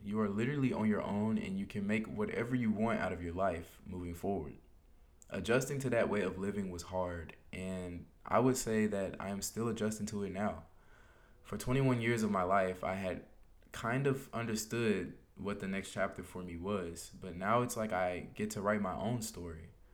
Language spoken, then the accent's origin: English; United States; as an American